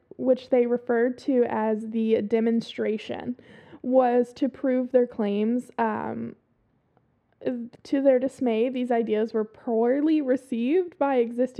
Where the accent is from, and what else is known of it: the South, Southern United States, United States; accent: southern